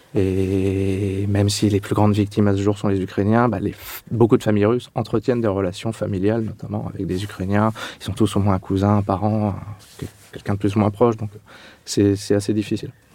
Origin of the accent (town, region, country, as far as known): Châlons-en-Champagne, Grand Est, France; born or raised there; moved away as an adult; also born or lived in Clermont-Ferrand